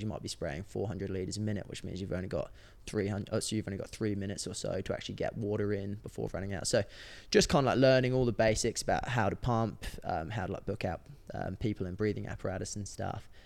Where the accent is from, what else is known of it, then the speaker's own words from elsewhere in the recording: England, United Kingdom; moved away as an adult; now in Australia; I moved out from England in, I think it was twenty sixteen.